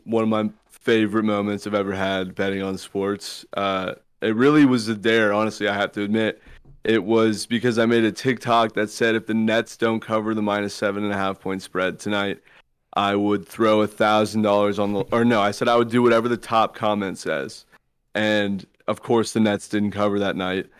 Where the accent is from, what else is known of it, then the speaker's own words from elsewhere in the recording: Southern California, United States; I was from Southern California